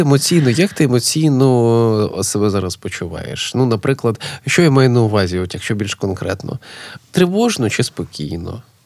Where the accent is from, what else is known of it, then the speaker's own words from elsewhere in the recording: Kyiv, Ukraine; moved away as an adult; now in Lviv, Ukraine; я прожив майже все життя в Києві, але я не киянин.